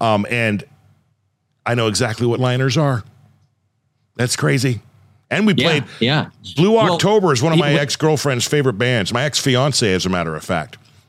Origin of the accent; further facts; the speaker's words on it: Medford, Oregon, United States; It's literally my hometown.